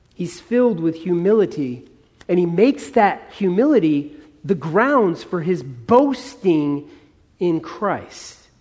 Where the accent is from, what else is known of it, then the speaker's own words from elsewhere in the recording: Southern California, United States; Dan and I, we're from Southern California. We know something about fires. You know, we have fires every few years here